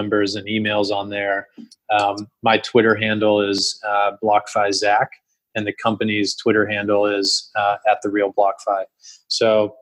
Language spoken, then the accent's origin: English; Texas, United States; moved away; I mean, I grew up in Texas, and I still have a passion for Texas country music.